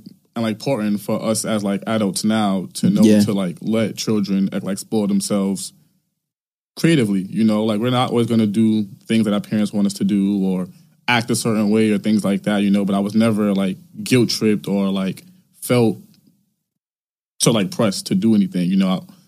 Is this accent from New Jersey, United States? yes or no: no; New York City, New York, United States; I grew up in Farragut Projects downtown mm-hmm. Brooklyn. You know, literally from like there is like, I went to like every single school that I went to was in Brooklyn.